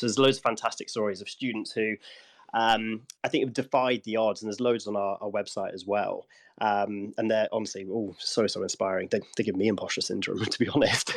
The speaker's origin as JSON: {"language": "English", "area": "Gloucestershire", "region": "South West England", "country": "United Kingdom", "said": "I come from Gloucestershire"}